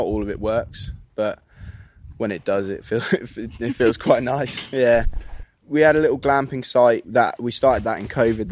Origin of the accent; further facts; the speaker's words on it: Midlands, United Kingdom; moved away; I'm from the Midlands originally